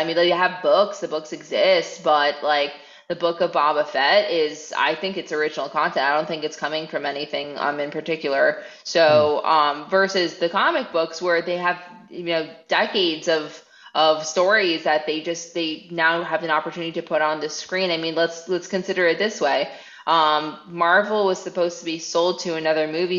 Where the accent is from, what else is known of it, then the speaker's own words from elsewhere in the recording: South Florida, United States; I'm from South Florida.